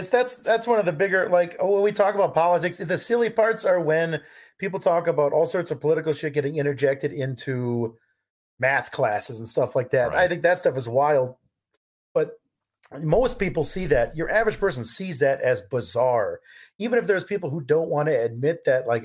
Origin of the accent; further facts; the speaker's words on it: California, United States; Um, I grew up in California.